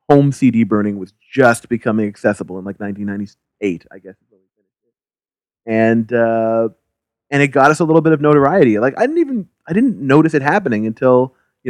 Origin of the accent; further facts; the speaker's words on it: Halifax, Nova Scotia, Canada; We grew up in Halifax together